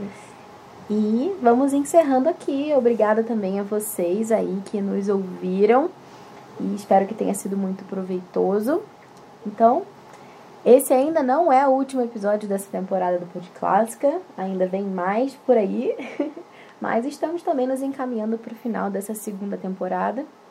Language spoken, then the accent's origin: Portuguese; Rio de Janeiro, Brazil; now in Curitiba, Brazil; a gente é do Rio